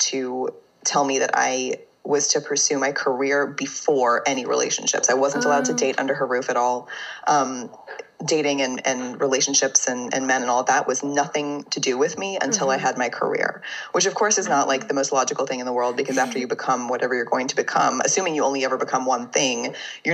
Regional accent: Fort Worth, Texas, United States; moved away as an adult; I am from Fort Worth, Texas. I lived in Texas for the first 23 years of my life. So I'm definitely a Texan.

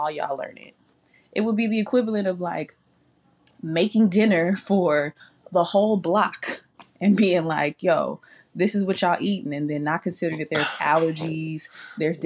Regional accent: California, United States; we both Black, we grew up in California

